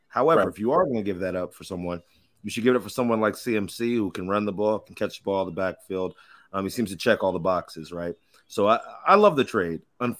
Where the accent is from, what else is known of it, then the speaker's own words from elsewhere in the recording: Texas, United States; born there; I also like the Longhorns as well, because I was born in Texas.